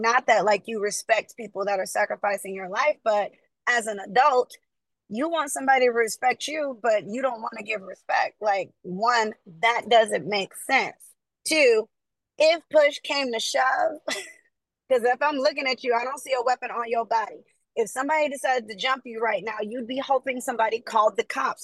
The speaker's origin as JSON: {"language": "English", "region": "the South", "country": "United States", "tie": "born or raised there", "moved": "yes", "lives_now": "California, United States", "said": "I grew up in the South"}